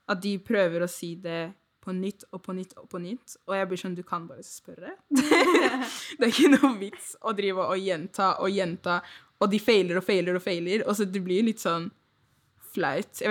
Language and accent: Norwegian; Nigeria; Eller jeg er fra Nigeria, så jeg er for norsk til å være nigeriansk, men jeg er for Nigerian, I guess, til å være nordmann.